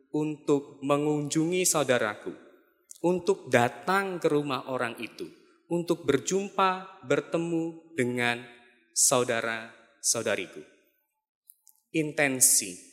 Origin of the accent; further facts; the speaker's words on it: Pangkal Pinang, Bangka Belitung Islands, Indonesia; Saya dari Pangkal Pinang, Pulau Bangka. Kami adalah keluarga perantauan.